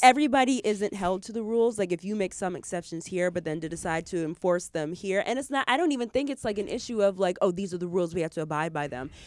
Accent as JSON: {"language": "English", "region": "Michigan", "country": "United States", "tie": "born or raised there", "said": "I grew up in Michigan, in the Midwest"}